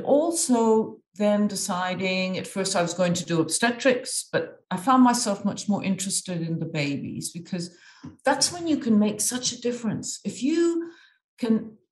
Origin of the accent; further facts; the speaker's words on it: Egypt; moved away; I've grown up in Egypt. I'm half Irish and half Egyptian